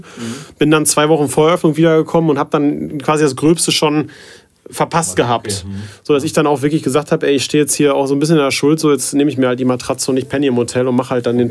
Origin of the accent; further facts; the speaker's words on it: the Detmold region, North Rhine-Westphalia, Germany; ich halt in, in Detmold, weil ich auch gebürtig aus der Region halt komme, immer vor Ort bin